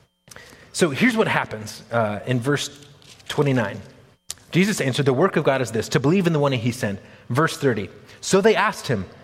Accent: United States; as modern American people

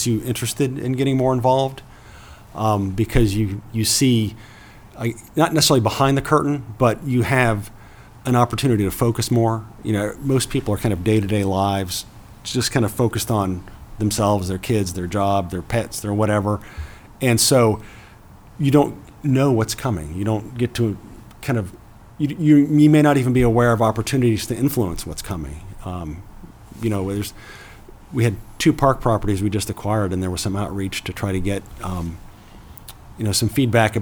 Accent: Ohio, United States; moved away; also born or lived in Indiana; I grew up in Ohio, went to college at Miami of Ohio.

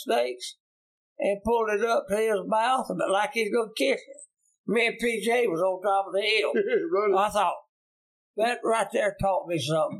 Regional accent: United States; I was raised up in Inslee.

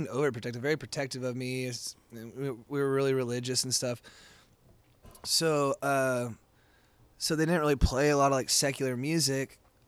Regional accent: Texas, United States; I grew up in Texas, and I grew up like fighting the like Texas whale. You know, my mom's from Amarillo, my daddy's from Harlingen, like, you know, Texas, like born and bred.

